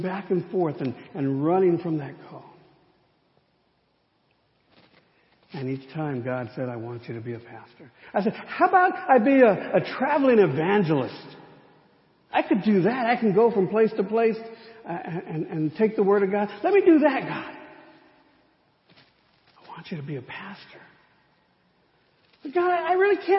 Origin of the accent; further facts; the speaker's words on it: United States; Growing up in the Rio Grande Conference